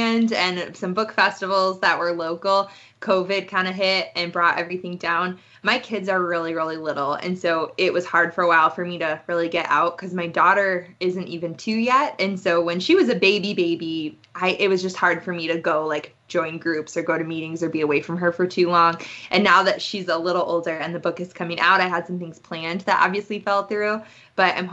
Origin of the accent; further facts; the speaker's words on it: Madison, Wisconsin, United States; also born or lived in Milwaukee suburbs, Wisconsin; Proud Wisconsin Badger is born and raised in Wisconsin. Man, I grew up in Madison